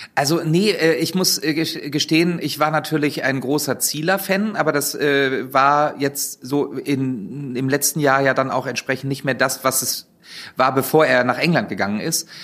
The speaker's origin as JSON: {"language": "German", "town": "Wolfsburg", "region": "Lower Saxony", "country": "Germany", "moved": "yes", "said": "ich komme ja ursprünglich aus Wolfsburg."}